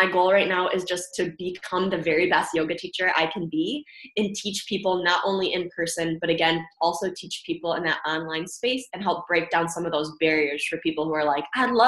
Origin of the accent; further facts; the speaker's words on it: Michigan, United States; I'm from Michigan area, kind of born and raised, went to school here